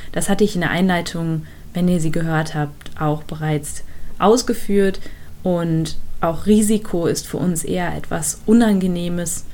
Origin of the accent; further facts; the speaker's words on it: Germany; bei uns in Deutschland